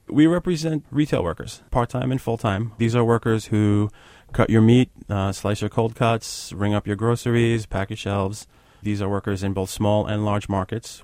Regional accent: New York City, New York, United States; speaking as a New Yorker.

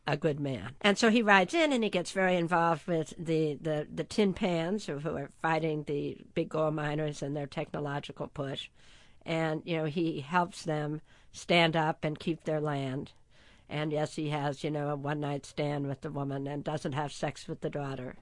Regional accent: San Marino, California, United States; I grew up in San Marino, California

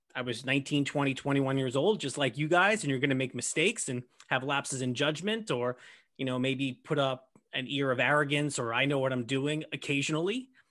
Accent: New York City, New York, United States; growing up in Brooklyn

